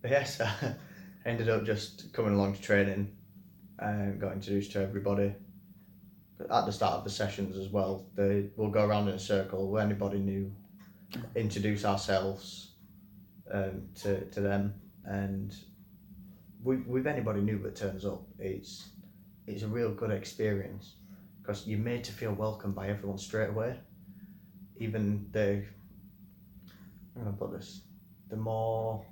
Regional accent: Leeds, Yorkshire and the Humber, United Kingdom; moved away as an adult; now in Nottingham, United Kingdom; I moved to Nottingham to be with my partner. I'm originally from Leeds.

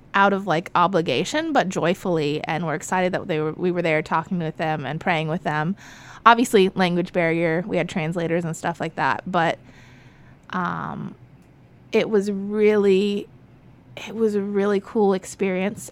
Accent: Florida, United States; also born or lived in California; I was born in California, um, lived there with my parents in a not so great neighborhood, um, until I was one and a half, and they came to Florida

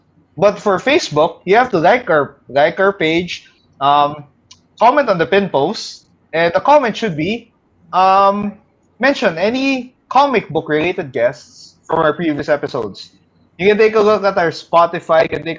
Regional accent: Milan, Lombardy, Italy; We grew up there in Milan with Milan supremacy, with AC and Inter.

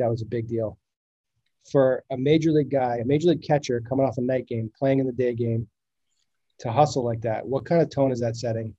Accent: Northeast, United States; growing up in the Northeast

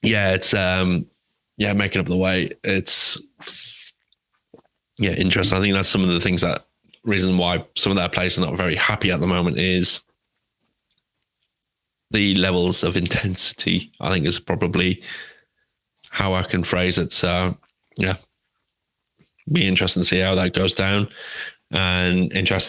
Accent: England, United Kingdom; I'm English

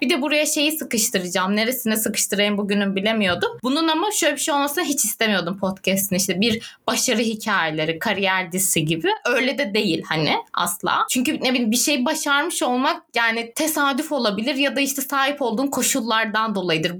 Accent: Turkey; moved away; also born or lived in Adana / Antakya; Çünkü Adana'da orada burada Antakya'da büyüdüm.

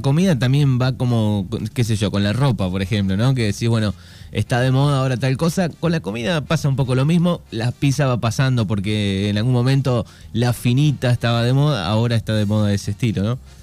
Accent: Argentina; nosotros los argentinos

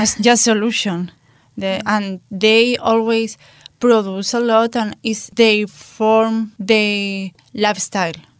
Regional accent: Spain; in my hometown, at the end of the year, like October or November, we have curfew.

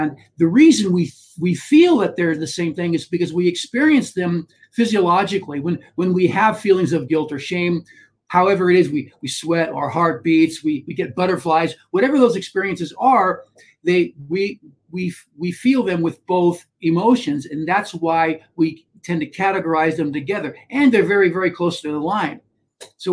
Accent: United States; being American

